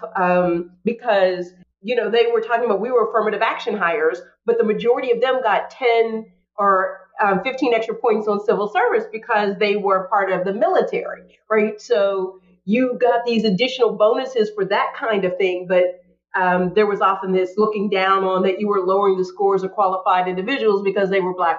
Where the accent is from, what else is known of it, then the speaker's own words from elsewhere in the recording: Pittsburgh, Pennsylvania, United States; Pittsburgh is one of those places, you know, I love my hometown